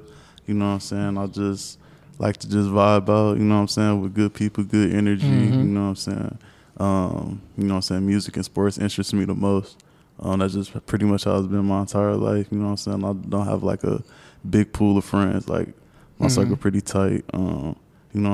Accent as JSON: {"language": "English", "town": "Milwaukee", "region": "Wisconsin", "country": "United States", "tie": "born or raised there", "said": "I was raised in Milwaukee, Wisconsin."}